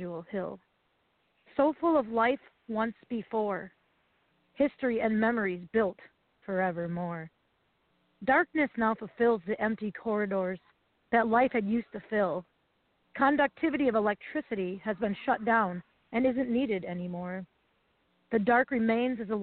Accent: Wisconsin, United States; now in Ohio, United States; I grew up in Wisconsin on 60 acres

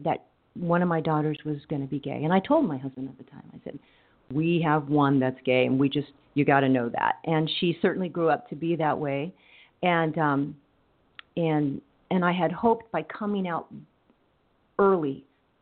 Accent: Coachella, California, United States; my background, I grew up in Coachella, the granddaughter of farm workers.

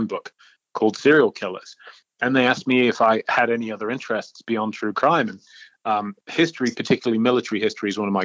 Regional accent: York, Yorkshire and the Humber, United Kingdom; moved away as an adult; now in Denver, United States; I'm from Old York, in the original colonies. The motherland, Great Britain, UK. And I came to the States in 1999

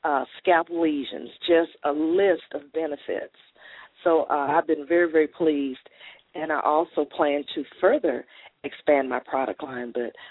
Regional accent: Corpus Christi, Texas, United States; moved away as an adult; now in Arlington, United States; I'm originally from Corpus Christi, Texas.

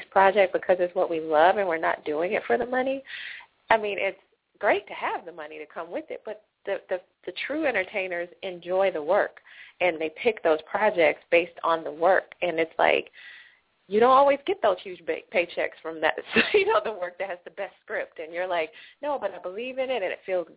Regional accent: Atlanta, Georgia, United States; moved away as an adult; also born or lived in Los Angeles, United States; I'm from Atlanta, born and raised

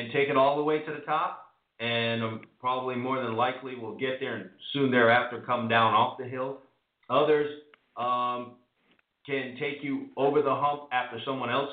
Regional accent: New York, United States; I'm a New Yorker

